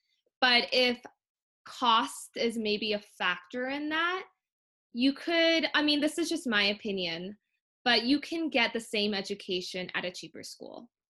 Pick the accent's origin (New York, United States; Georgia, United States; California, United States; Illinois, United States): California, United States; Northern; also born or lived in Orange County, California; And obviously we're from Northern California and we moved down to Southern California, Orange County specifically.